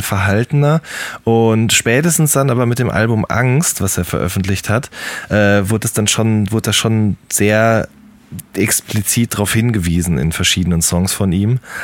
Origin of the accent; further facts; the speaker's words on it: Ruhr area, North Rhine-Westphalia, Germany; Ich komme ja aus dem Pott, genau wie du auch.